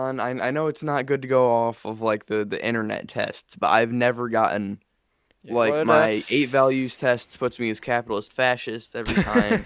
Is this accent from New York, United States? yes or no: yes; Upstate New York, United States; I'm from New York.